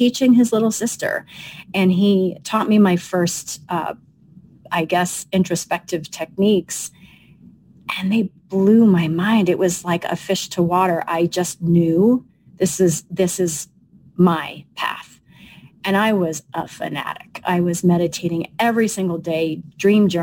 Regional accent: Long Island, New York, United States; I'm a New Yorker. I'm a Long Island Sicilian girl

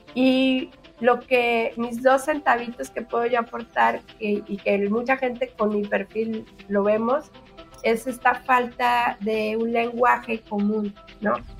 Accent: Mexico

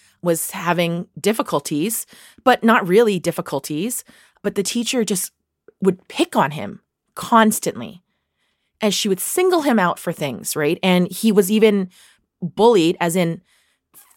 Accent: Vancouver, British Columbia, Canada; Growing up in Vancouver in the 80s, well, we grew up in Chinatown

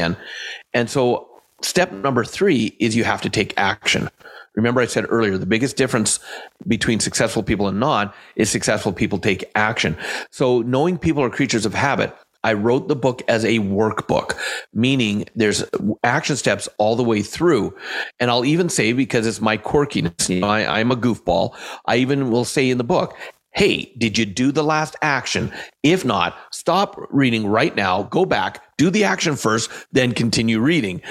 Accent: Canada; I am Canadian

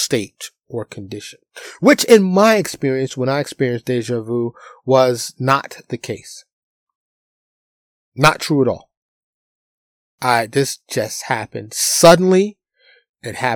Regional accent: New York City, New York, United States; I was born and raised in New York City

